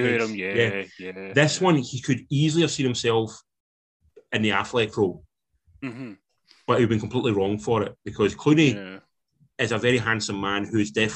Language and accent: English; Scotland, United Kingdom; as Scottish people